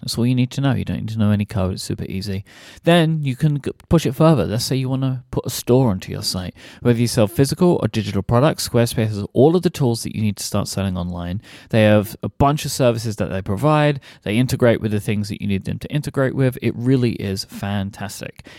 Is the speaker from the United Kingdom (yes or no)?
yes; England, United Kingdom; I'm from England